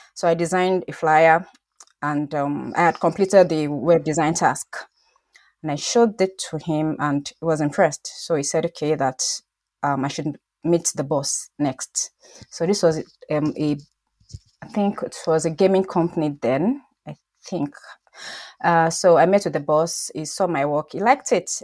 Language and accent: English; Nigeria; moved away; I'm Nigerian